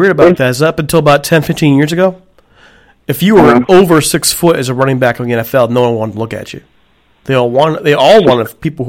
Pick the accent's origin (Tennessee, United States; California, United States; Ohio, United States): Ohio, United States; Youngstown; I'm from Youngstown, Ohio. I'm actually... I'm recording from Youngstown. I'm a transplanted Rams guy. So I'm recording right now from Youngstown, Ohio.